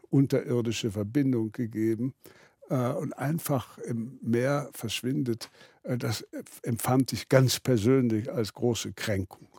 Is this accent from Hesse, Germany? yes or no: no; Berlin, Germany; moved away; also born or lived in Wittgendorf, Kreis Zeitz (birthplace) / London; für mich auch als Berliner